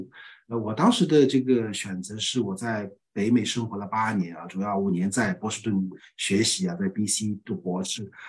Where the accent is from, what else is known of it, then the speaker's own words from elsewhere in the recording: Singapore; 新加坡我最大的一个感受，因为我是新加坡人，可能有些 bias 啊，这个拿了新加坡护照